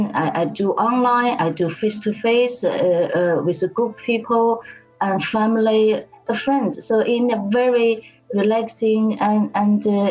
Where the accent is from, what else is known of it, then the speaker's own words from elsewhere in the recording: Beijing, China; moved away as an adult; now in United Kingdom; I was born and bred in Beijing